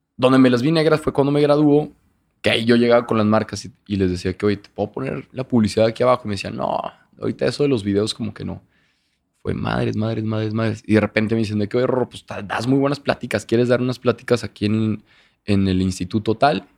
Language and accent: Spanish; Torreón, Coahuila, Mexico; moved away as an adult; now in Monterrey, Mexico; soy de Torreón y toda la vida